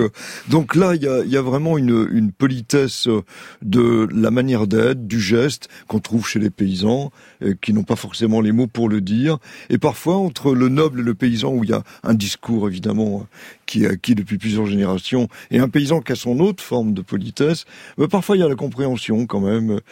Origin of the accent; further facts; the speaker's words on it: Saint-Denis, Île-de-France, France; Je suis né à Saint-Denis, en Seine-Saint-Denis